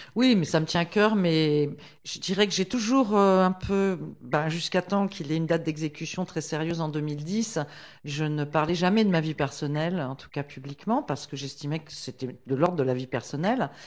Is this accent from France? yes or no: yes; France; Je suis française, mariée à un condamné à mort, euh, au Texas, aux États-Unis